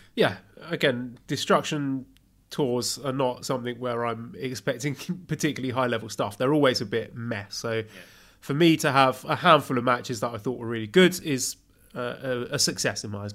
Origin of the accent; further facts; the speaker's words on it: United Kingdom; I'm British